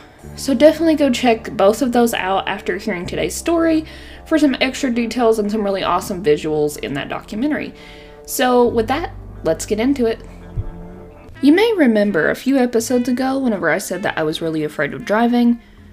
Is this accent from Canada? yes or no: no; eastern Kentucky, United States; I'm a proud hillbilly from eastern Kentucky.